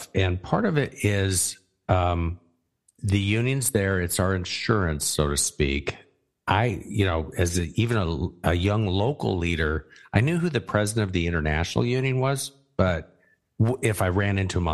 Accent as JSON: {"language": "English", "region": "Arizona", "country": "United States", "tie": "born or raised there", "said": "I grew up in Arizona"}